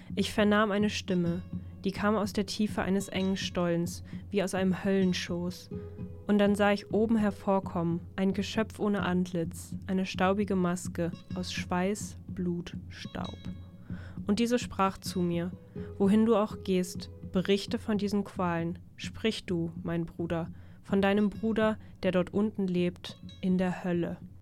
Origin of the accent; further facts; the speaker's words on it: Germany; für uns als Deutsche